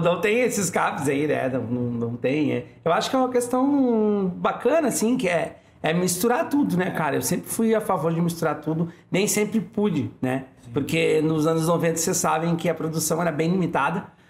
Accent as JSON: {"language": "Portuguese", "town": "Porto Alegre", "region": "Rio Grande do Sul", "country": "Brazil", "said": "eu sou da Bom Jesus"}